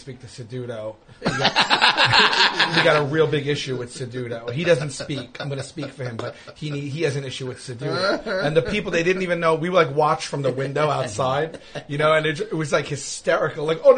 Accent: Staten Island, New York, United States; I split my time between Rosebank and St. George by the ferry.

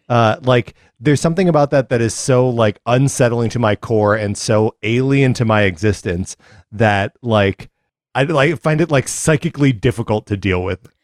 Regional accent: Kenosha, Wisconsin, United States; I grew up in Kenosha, Wisconsin

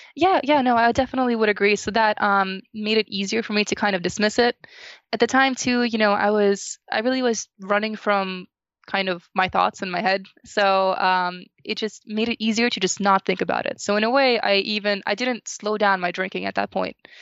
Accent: New Jersey, United States; So I'm from New Jersey

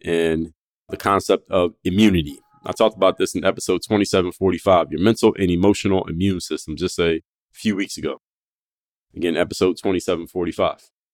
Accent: Philadelphia, Pennsylvania, United States; now in South Florida, United States; I was home in my hometown of Philadelphia

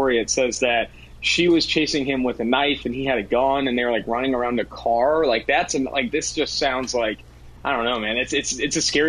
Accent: Oakland, California, United States; also born or lived in San Diego; I'm from Oakland, California, born and raised in Oakland

